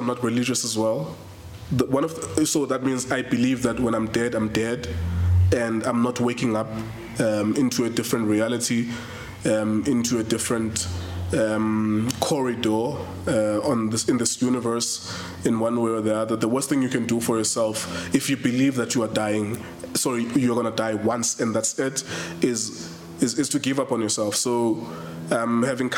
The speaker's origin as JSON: {"language": "English", "town": "Cape Town", "region": "Western Cape", "country": "South Africa", "said": "I come from Inyanga, like the most dangerous place in South Africa, right? In shacks"}